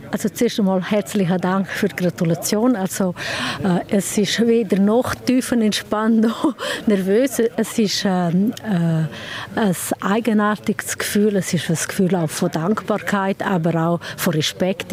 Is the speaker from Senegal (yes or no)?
no; Sent, Graubünden, Switzerland; ich komme von Send, bin dort äh, im Gemeindeverstand